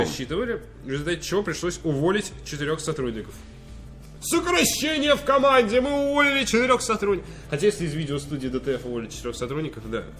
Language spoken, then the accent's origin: Russian; Moscow, Russia; мы, холеные москвичи